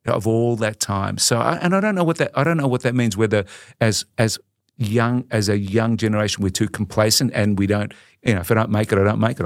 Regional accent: Melbourne, Victoria, Australia; I grew up in a, in a sort of a, a typical Italian migrant family in, um, in Collingwood in Melbourne

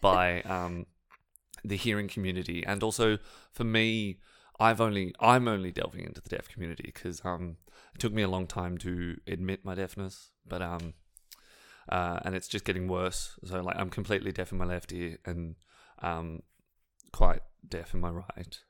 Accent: Sydney, New South Wales, Australia; I'm from Western Sydney

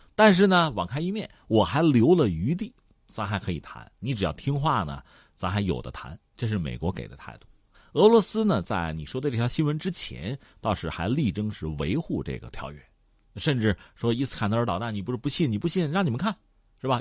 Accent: China; 对我们中国人来讲

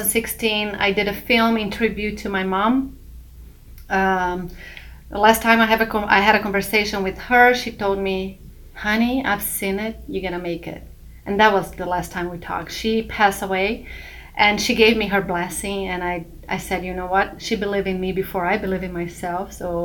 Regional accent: São Paulo, Brazil; moved away as an adult; now in United States; So I'm from Brazil, São Paulo, and I have a Italian citizenship. So I grew up in São Paulo with some Italian traditions. And I decided to come to America in 2014 to do a master's in fine arts, in acting for film.

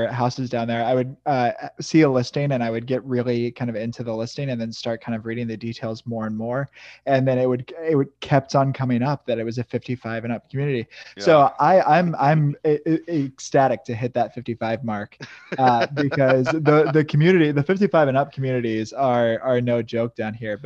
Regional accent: Midwest, United States; now in St. Petersburg, United States; I was born and raised in the Midwest

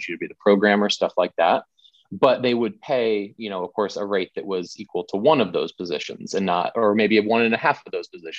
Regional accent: Tampa, Florida, United States; moved away; I'm originally from the Tampa St. Pete area in Florida, and I worked there for a long time

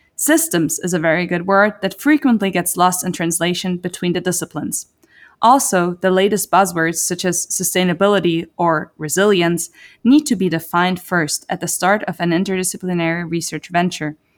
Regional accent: Zurich, Switzerland; moved away as an adult; now in United States; I am born and raised on the other side of the Atlantic, more precisely in the beautiful city of Zurich, Switzerland.

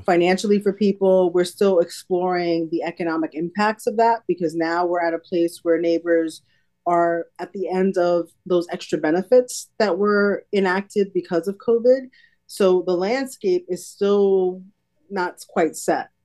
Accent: New York City, New York, United States; moved away as an adult; now in Lancaster, United States; my family and I are from New York City, born and raised in Brooklyn, New York, um, came to Lancaster really on a whim

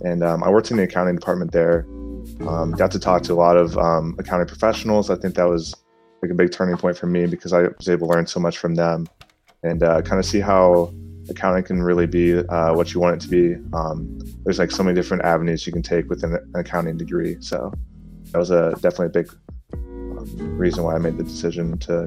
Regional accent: Canton, Ohio, United States; I'm from Canton, Ohio.

